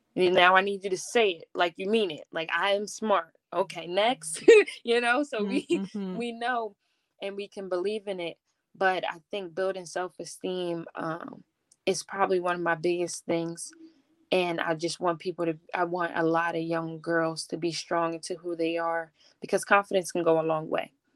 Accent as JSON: {"language": "English", "town": "Philadelphia", "region": "Pennsylvania", "country": "United States", "said": "I'm from Philadelphia"}